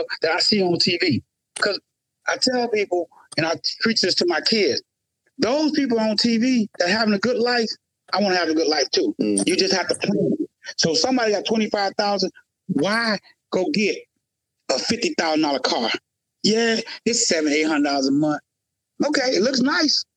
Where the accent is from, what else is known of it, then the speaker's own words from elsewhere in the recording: the South, United States; I grew up in the South, and we was always taught to appreciate everything.